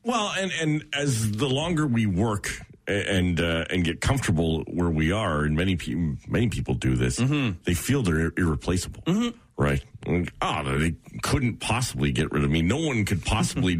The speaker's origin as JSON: {"language": "English", "town": "Oshawa", "region": "Ontario", "country": "Canada", "tie": "born or raised there", "said": "I grew up in Oshawa, so there's a very heavy union mentality"}